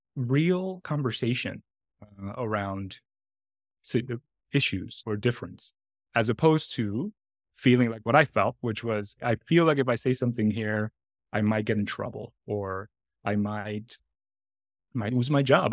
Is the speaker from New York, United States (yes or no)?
yes; New York City, New York, United States; also born or lived in Dominican Republic / Washington Heights, Manhattan; I was born in the Dominican Republic, and my parents migrated to New York City in the mid-eighties when I was very young